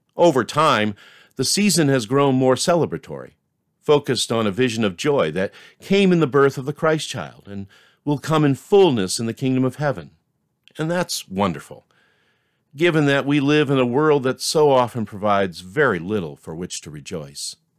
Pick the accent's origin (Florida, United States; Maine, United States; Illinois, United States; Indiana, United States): Maine, United States; now in Concord, United States; my life growing up in Maine